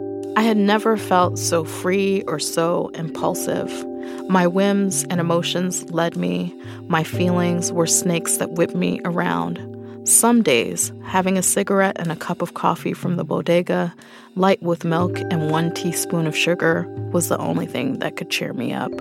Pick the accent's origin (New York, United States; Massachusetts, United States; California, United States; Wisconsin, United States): New York, United States; New York City; I'm a writer born and raised in Brooklyn